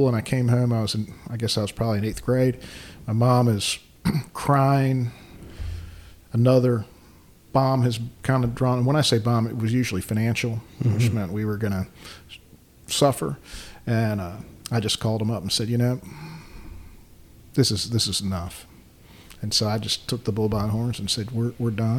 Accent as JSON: {"language": "English", "town": "Baltimore", "region": "Maryland", "country": "United States", "tie": "born or raised there", "moved": "yes", "lives_now": "Forsyth County, North Carolina, United States", "said": "I grew up in Baltimore."}